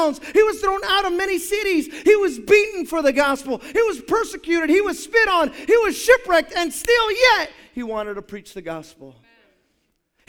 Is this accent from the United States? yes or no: yes; Hayward, California, United States